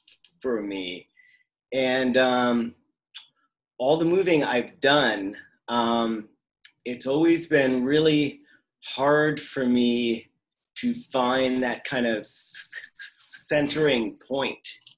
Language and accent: English; Vancouver, British Columbia, Canada; also born or lived in Florida, United States / Maine, United States / Prince Edward Island, Canada; I grew up all over. So I was born in Florida. From Florida, we moved to Maine, from Maine to PEI, then from PEI back to Maine, and then to Vancouver. And I went to high school here.